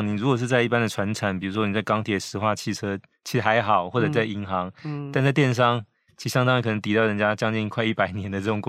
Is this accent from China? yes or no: no; Taiwan; 我我是台湾人，